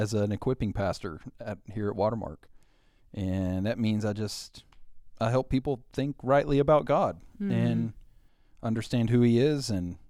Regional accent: Arkansas, United States; born there; Yeah, I was born in Central Arkansas and into a godly family. My parents were active in their local church.

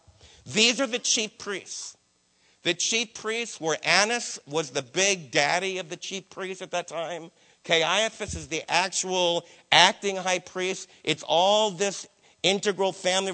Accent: New Jersey, United States; My Jewish friends that I was raised with in New Jersey

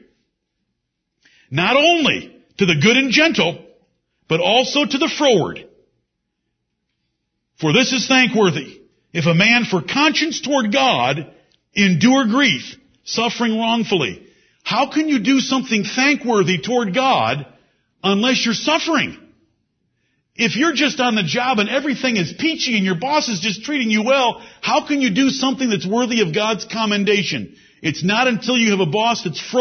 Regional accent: United States; we as Americans

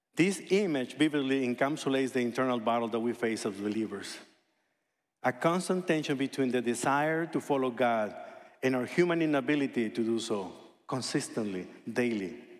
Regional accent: hometown of Fernando Valenzuela, Sonora, Mexico; moved away; one guy from my hometown, El Toro Valenzuela

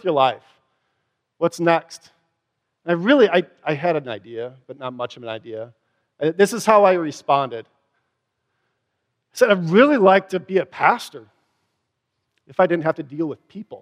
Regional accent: Wisconsin, United States; accent: Wisconsin; Door in Wisconsin, if you can tell from my accent

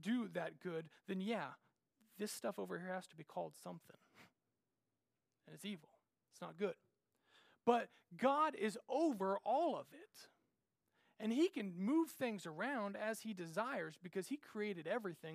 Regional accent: Randolph, Kansas, United States; my hometown, little old Randolph, Kansas

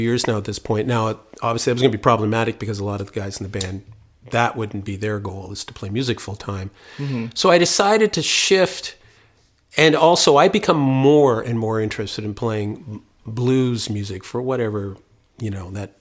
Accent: Windsor, Ontario, Canada; put a band together, people like-minded in my hometown

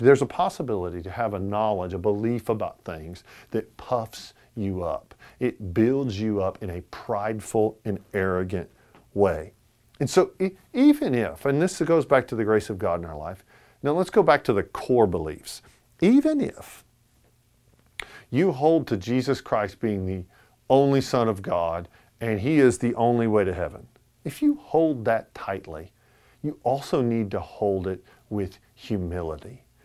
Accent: United States; as an American

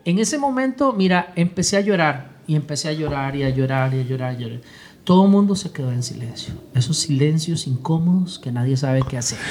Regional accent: San José, Costa Rica; yo nací en San José, Costa Rica.

